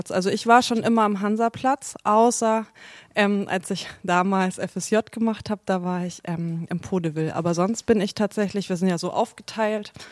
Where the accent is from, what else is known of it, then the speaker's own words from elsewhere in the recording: North Rhine-Westphalia, Germany; also born or lived in Nuremberg; also ich bin in Nürnberg geboren, also Mittelfranken. Und ähm, dann bin ich aber oft umgezogen. Also ich habe in NRW sprechen gelernt